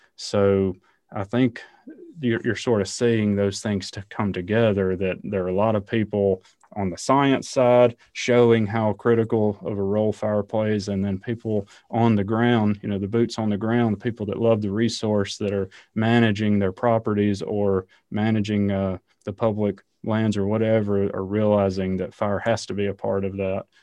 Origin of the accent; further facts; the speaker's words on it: the South, United States; I grew up in the South, hunting and fishing